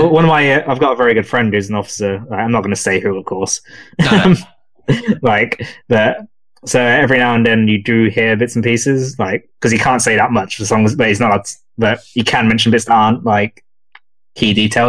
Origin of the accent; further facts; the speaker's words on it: near Bishop's Stortford, East of England, United Kingdom; moved away; I don't live too far from Bishop Stortford, like where I come from originally. I'm pretty far now, but back where my hometown is not too far.